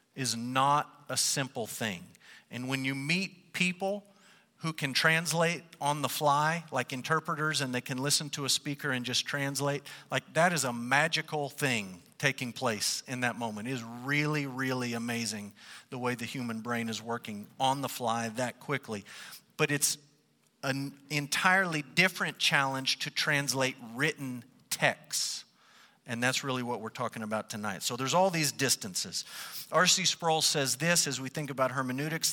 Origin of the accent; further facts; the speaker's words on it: United States; we, as white English-speaking Americans